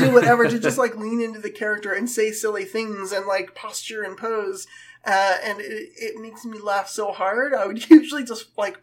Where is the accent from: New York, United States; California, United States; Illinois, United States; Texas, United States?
California, United States; I grew up in California